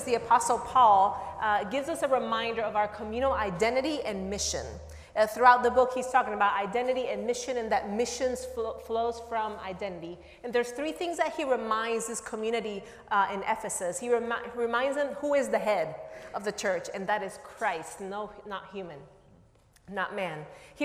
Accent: Nicaragua; now in United States; I am originally from Nicaragua

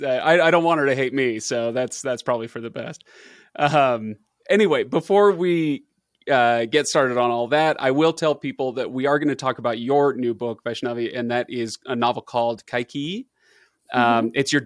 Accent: Chicago, Illinois, United States; Oh, you're from Carthage. I'm from Chicago.

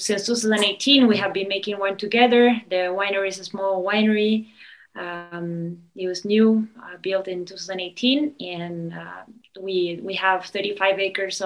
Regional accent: Argentina; moved away as an adult; also born or lived in Switzerland; now in California, United States; I'm originally from Argentina. I grew up there.

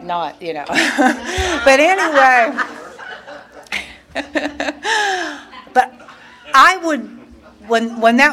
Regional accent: Pennsylvania, United States; I was born and raised in Pennsylvania

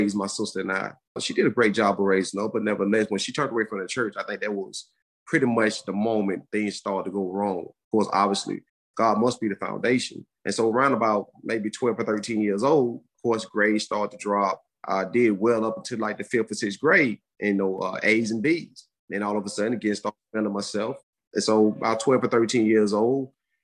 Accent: Birmingham, Alabama, United States; I grew up in Birmingham, Alabama, pretty much a single parent household.

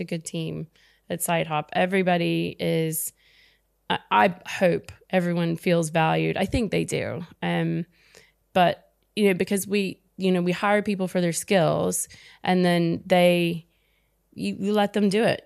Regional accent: United States; I'm American

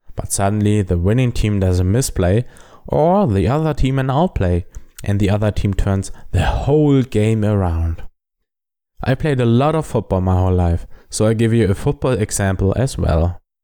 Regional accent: Germany; accent: German; English is a second language; I am a German

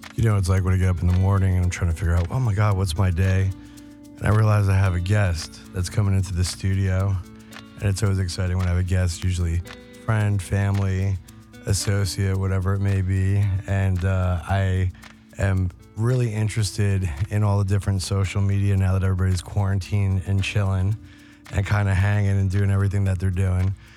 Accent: New York, United States; I grew up in New York

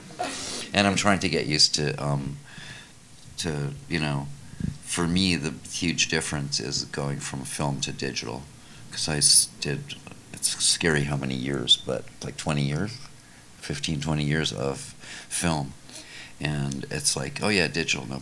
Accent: New York, United States; I'm from New York

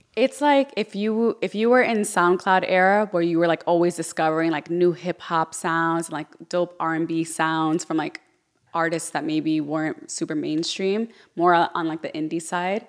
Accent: Yonkers, New York, United States; also born or lived in Orlando; now in Miami, United States; I'm from Yonkers

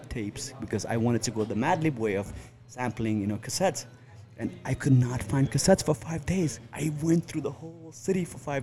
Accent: New York, United States; also born or lived in Chitwan, Nepal; when I was growing up in New York

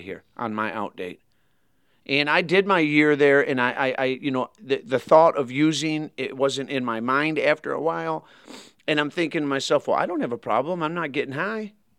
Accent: Grand Blanc, Michigan, United States; born or raised there; also born or lived in Flint, Michigan; now in Kentucky, United States

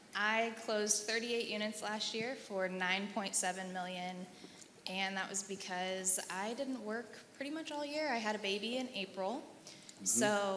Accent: Indianapolis, Indiana, United States; I'm from Indianapolis, sorry.

